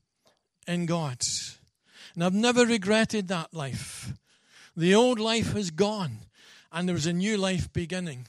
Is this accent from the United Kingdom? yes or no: yes; Scotland, United Kingdom; being a Scotsman